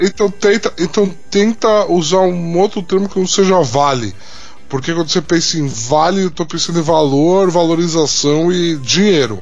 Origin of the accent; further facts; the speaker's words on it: Brazil; nós como brasileiros